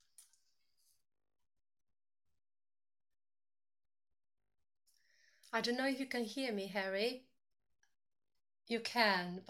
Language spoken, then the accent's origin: English; Uruguay; also born or lived in Brazil / United Kingdom / Oxford / Parma; now in Treviso, Italy; I was born in Uruguay